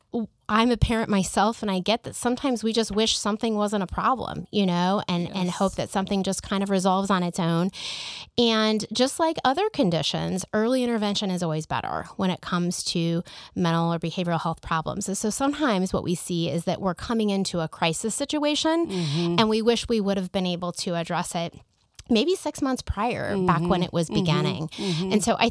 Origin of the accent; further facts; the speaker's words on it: Kansas City, United States; also born or lived in Nebraska; So I grew up here in Kansas City, and I graduated from the University of Kansas for medical school. Went to Creighton University in Nebraska for my undergraduate degree.